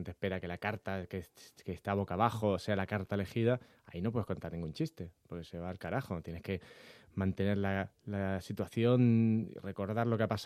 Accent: Las Palmas, Canary Islands, Spain; yo soy de Las Palmas, yo nací en Las Palmas, aunque parezca que no tenga mucho acento, soy de allí.

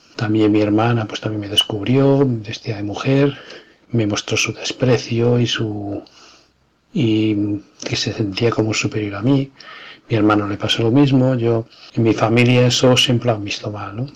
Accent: Madrid, Community of Madrid, Spain; en Madrid en los años 60, en el seno de una familia modesta. Eh, nazco

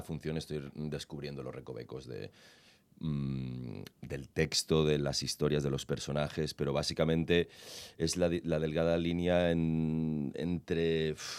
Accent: Andorra; yo soy de Andorra

